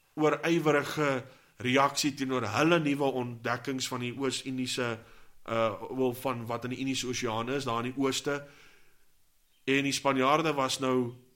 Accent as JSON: {"language": "Afrikaans", "country": "South Africa"}